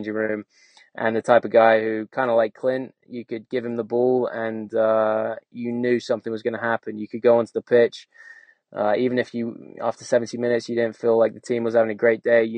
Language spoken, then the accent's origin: English; England, United Kingdom; moved away as an adult; growing up in England